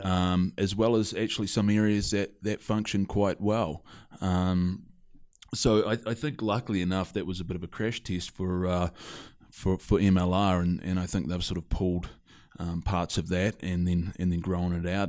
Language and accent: English; Christchurch, Canterbury, New Zealand; also born or lived in Ireland; born and raised in New Zealand, uh, Christchurch, New Zealand